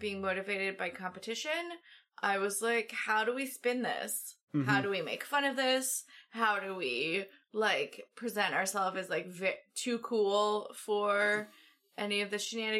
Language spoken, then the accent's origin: English; United States; as an American